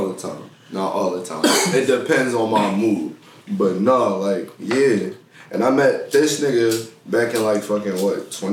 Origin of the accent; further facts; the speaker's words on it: Harrisburg, Pennsylvania, United States; I'm 20. From Harrisburg, Pennsylvania.